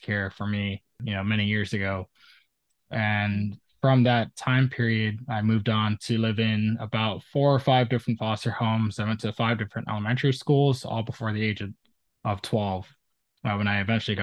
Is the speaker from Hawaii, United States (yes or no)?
yes; Oahu, Hawaii, United States; I was born and raised on Oahu, a small island in Hawaii in the Pacific Ocean.